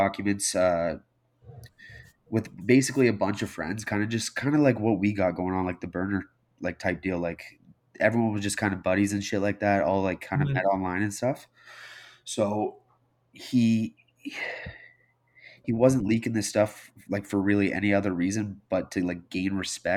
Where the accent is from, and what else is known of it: Canada